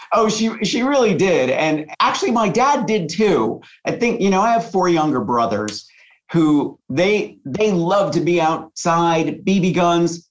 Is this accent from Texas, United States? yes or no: no; La Junta, Colorado, United States; I grew up in La Junta, Colorado, which is a very, very small town in the southeast corner of Colorado